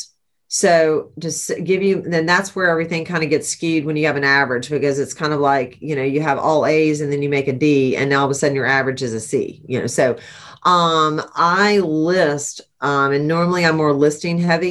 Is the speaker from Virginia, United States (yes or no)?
no; Charleston, South Carolina, United States; I'm from Charleston